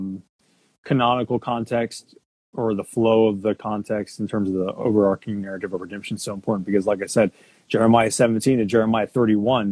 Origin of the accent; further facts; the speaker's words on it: Houston, Texas, United States; I was born in Houston